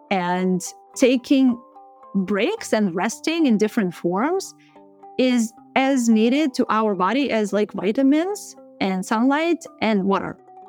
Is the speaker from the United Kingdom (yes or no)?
no; Ukraine; English is a second language; I'm from Ukraine.